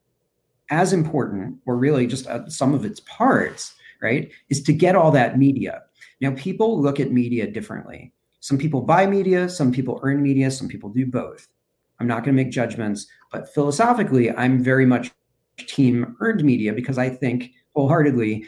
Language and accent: English; New York, United States; now in Cincinnati, United States; I'm originally from New York